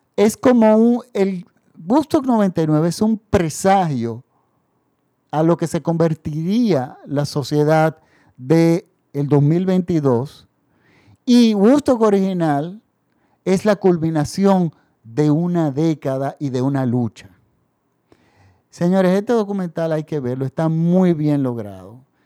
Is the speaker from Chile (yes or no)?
no; Dominican Republic; en mi país